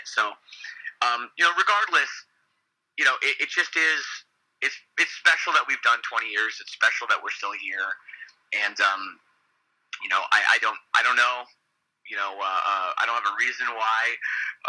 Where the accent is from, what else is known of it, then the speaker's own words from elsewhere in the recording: Canada; growing up in Canada